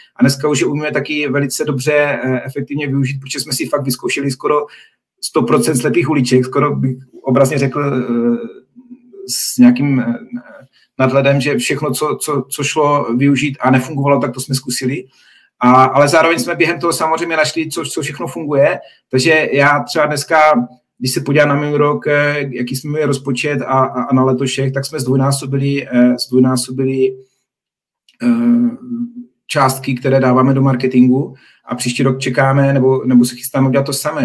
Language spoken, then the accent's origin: Czech; Czechia; jako Češi